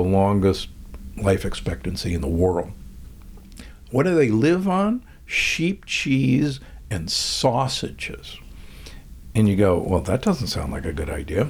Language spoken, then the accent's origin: English; Omaha, Nebraska, United States; I grew up in Omaha, Nebraska, and aged steaks were hanging everywhere